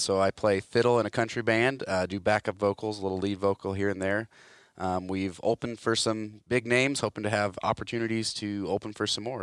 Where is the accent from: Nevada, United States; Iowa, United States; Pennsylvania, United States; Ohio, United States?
Iowa, United States; Hartwick; I grew up in Hartwick, Iowa, tiny little town, um, a little east of Grinnell.